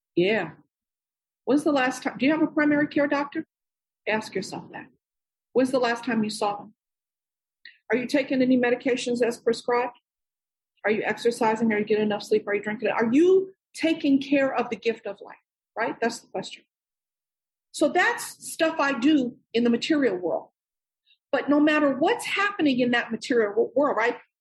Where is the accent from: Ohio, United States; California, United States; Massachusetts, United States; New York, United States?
New York, United States; I'm born and raised in New York.